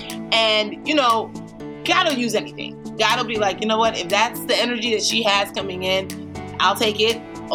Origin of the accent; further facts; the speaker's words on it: Nigeria; as the Nigerian overachiever that I am